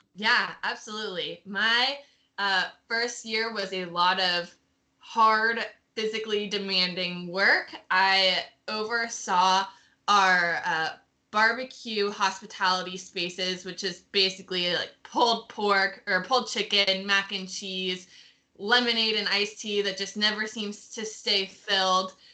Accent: North Carolina, United States; I'm from North Carolina

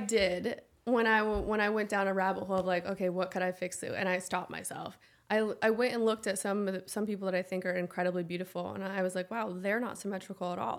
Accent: Nebraska, United States; moved away; also born or lived in Nashville; I come from Nebraska

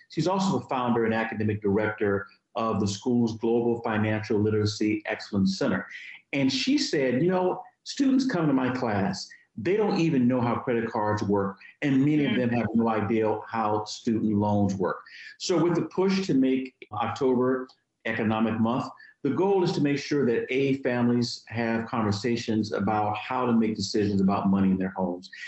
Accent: Virginia, United States; My home state of Virginia

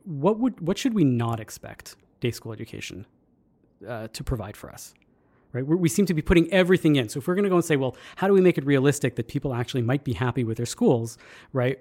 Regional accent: Canada; being Canadian

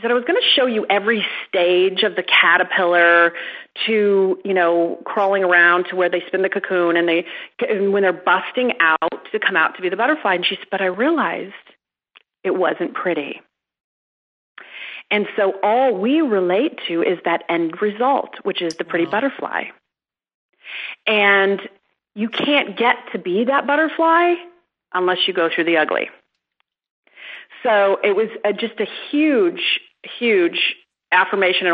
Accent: Midwest, United States; I'm from the Midwest. I was raised with that good work ethic

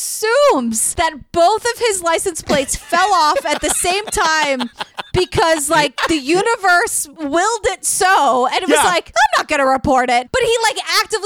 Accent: New York City, New York, United States; I'm a New Yorker

